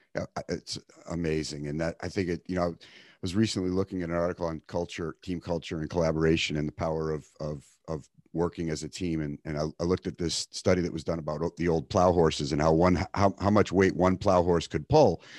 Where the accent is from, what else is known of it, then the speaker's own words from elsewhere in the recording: East Coast, United States; now in California, United States; I grew up on the East Coast